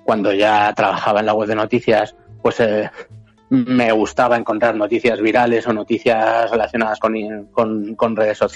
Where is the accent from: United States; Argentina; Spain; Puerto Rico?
Spain; Madrid, Community of Madrid; soy de Madrid de toda la vida